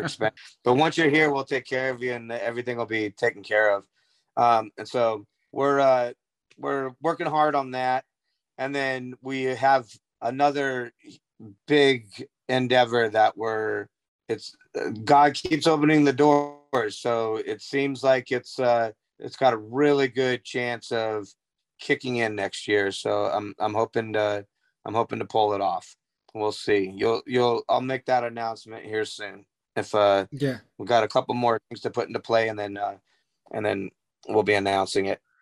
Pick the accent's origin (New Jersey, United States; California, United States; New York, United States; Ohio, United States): California, United States; Southern; I grew up in Southern California